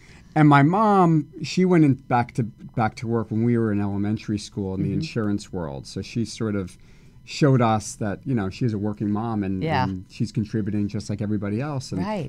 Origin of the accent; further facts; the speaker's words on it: Livingston, New Jersey, United States; now in Los Angeles, United States; So I grew up in Livingston, New Jersey. It's about 40 minutes west of New York City in a town called Livingston.